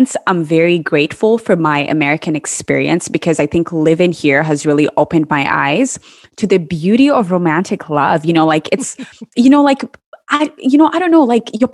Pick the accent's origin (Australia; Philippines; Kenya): Kenya; I grew up in Kenya